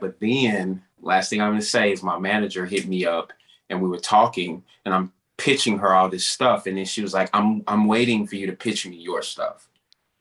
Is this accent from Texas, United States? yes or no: yes; Dallas, Texas, United States; my hometown of Dallas